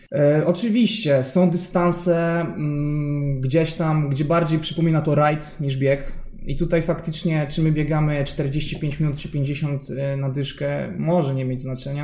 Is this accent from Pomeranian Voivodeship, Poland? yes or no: no; Warsaw, Masovian Voivodeship, Poland; pochodzę z Warszawy